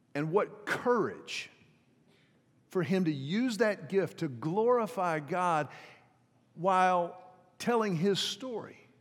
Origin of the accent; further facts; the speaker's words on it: Houston, Texas, United States; the pastor of the church where I grew up in Houston